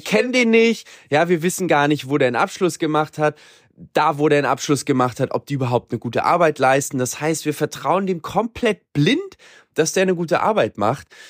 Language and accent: German; Germany; now in Latin America; Bei uns in Deutschland